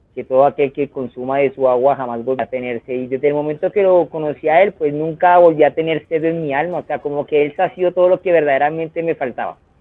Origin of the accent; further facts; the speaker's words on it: Colombia; en mi país, Colombia